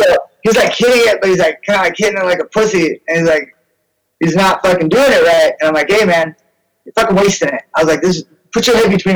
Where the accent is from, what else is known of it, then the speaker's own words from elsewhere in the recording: San Jose, California, United States; also born or lived in Louisiana / Santa Rosa, California / San Francisco, California; now in San Jose, United States; I went back to Louisiana. I was born in San Jose, and then we went back there.